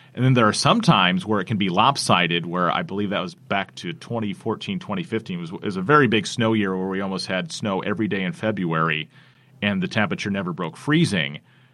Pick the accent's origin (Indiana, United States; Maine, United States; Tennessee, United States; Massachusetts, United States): Indiana, United States; South Bend; especially living here. I grew up here in South Bend, so I've only known lake effect snow.